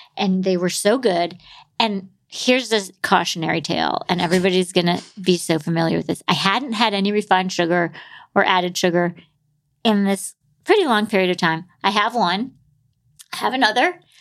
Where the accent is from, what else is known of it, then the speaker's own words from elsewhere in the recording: New York City, New York, United States; I'm a New Yorker